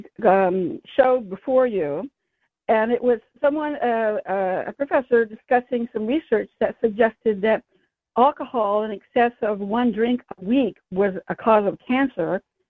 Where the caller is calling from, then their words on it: San Francisco, California, United States; San Francisco.